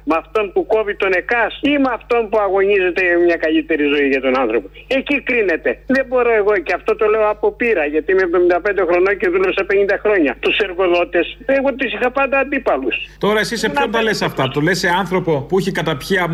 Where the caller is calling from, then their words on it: Menidi, Attica, Greece; από το Μενίδη.